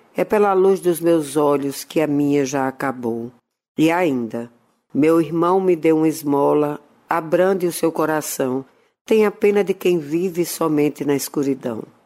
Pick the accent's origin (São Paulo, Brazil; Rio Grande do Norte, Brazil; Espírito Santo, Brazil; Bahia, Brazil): Rio Grande do Norte, Brazil; Natal; Na minha adolescência em Natal, quando estava em casa dos meus avós maternos